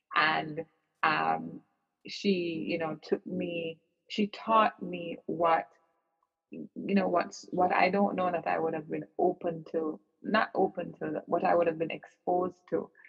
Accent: Kingston, Jamaica; I grew up in Kingston, Jamaica

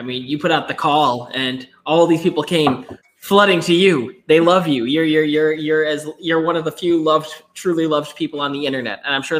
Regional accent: Buffalo, New York, United States; I'm from Buffalo

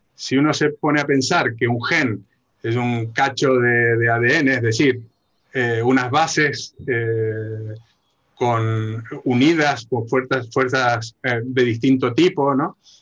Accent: Argentina; como buen argentino

